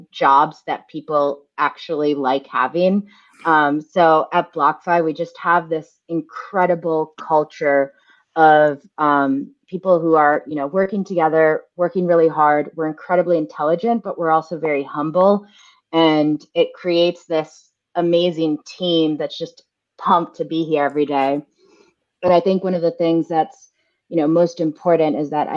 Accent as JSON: {"language": "English", "country": "United States", "tie": "born or raised there", "also_born_or_lived": "Brooklyn, New York", "said": "I was actually the first person in my family to be born in the U.S. My parents came over in the 80s just because of the instability of the Argentine economy."}